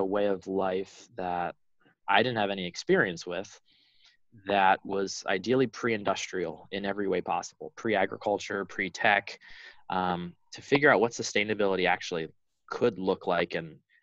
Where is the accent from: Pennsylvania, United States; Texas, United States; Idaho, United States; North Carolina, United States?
Pennsylvania, United States; Allentown; I grew up in Pennsylvania, on the eastern side of the state, in Allentown